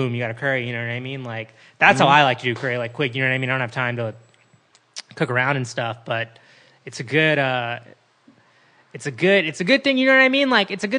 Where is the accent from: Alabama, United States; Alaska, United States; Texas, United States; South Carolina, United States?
South Carolina, United States; Columbia; moved away; I grew up in Columbia, South Carolina.